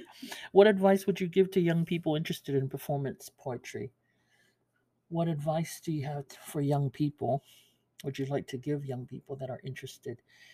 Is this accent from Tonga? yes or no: yes; Pango, Tonga; You guys are from Fungongo, CCAS. I'm from Pango.